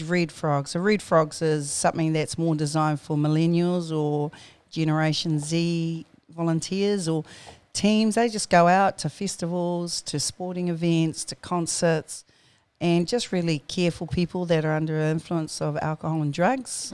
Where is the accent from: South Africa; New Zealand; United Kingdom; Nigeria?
New Zealand; Auckland; born and bred in New Zealand and, um, good old Tamaki Makoto. Uh, I grew up out at Mangere